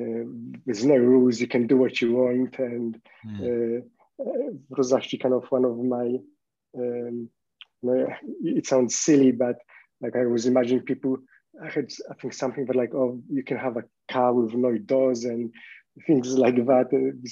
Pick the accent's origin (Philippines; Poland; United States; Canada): Poland; English is a second language; now in Australia; Growing up in Poland, you think, in East Europe in the 90s, like you really think especially as a kid, you have these kind of completely unrealistic expectations.